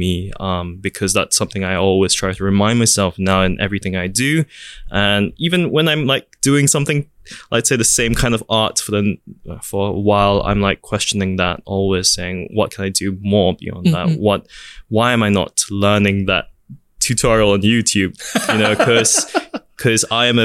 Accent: Singapore; also born or lived in New York, United States; what I have and what I am as a Singaporean

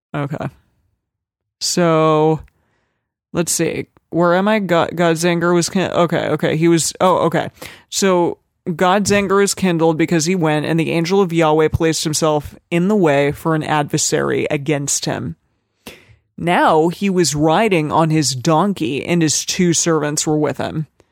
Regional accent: Arizona, United States; I'm from Arizona, and we would say it like

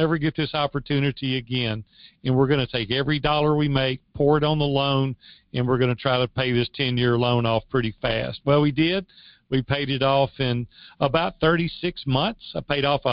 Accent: Madison, Tennessee, United States; also born or lived in Nashville, Tennessee; I grew up in Madison, Tennessee, which is just 8 miles

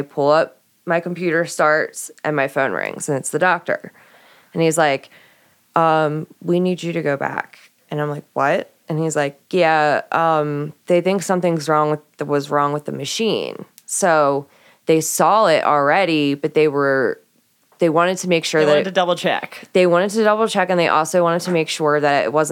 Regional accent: Baltimore, Maryland, United States; moved away; also born or lived in Florida; I'm from Baltimore

